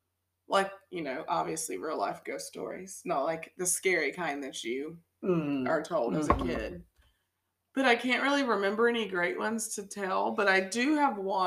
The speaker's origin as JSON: {"language": "English", "country": "United States", "tie": "born or raised there"}